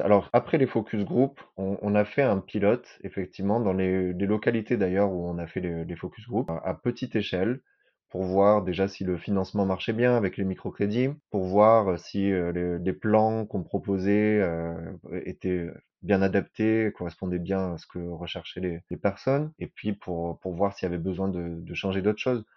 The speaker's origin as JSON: {"language": "French", "town": "Marseille", "region": "Provence-Alpes-Côte d'Azur", "country": "France", "tie": "born or raised there", "also_born_or_lived": "Nigeria", "moved": "as an adult", "said": "j'ai 34 ans, je suis né à Marseille"}